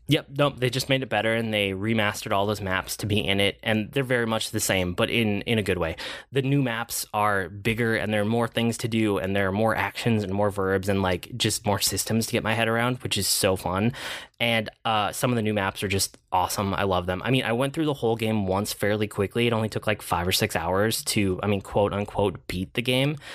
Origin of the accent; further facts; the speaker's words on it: Minnesota, United States; as a Minnesotan